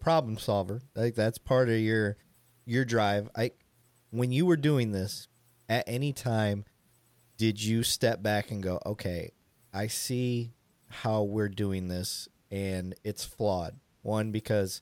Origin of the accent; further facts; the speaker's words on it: Flint, Michigan, United States; moved away; I'm from Flint